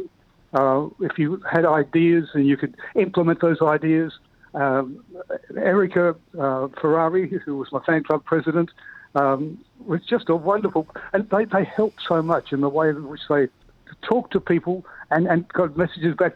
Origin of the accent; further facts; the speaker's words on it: Adelaide, South Australia, Australia; I was born in Adelaide, a colonel of gardens, in actual fact.